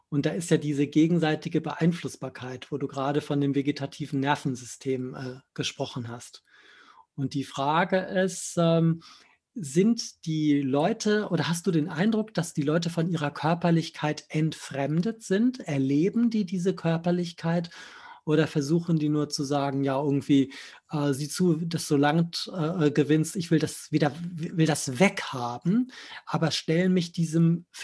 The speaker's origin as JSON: {"language": "German", "region": "Hamburg", "country": "Germany", "said": "Ist mir als Hamburger ja auch sehr sympathisch."}